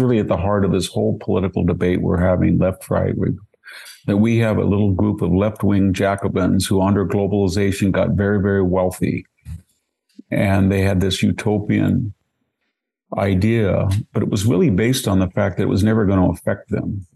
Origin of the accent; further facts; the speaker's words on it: Selma, California, United States; my hometown